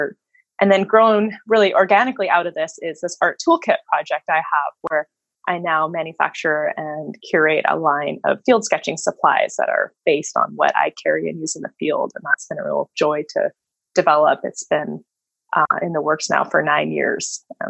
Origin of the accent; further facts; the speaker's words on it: Seattle, Washington, United States; moved away as an adult; also born or lived in Northfield, Minnesota; now in Port Townsend, United States; I'm born and raised in Seattle.